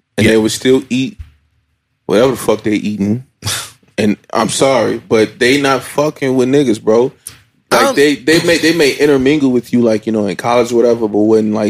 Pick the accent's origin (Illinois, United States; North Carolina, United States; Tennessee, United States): Illinois, United States; Chicago; Bro, I'm from Chicago.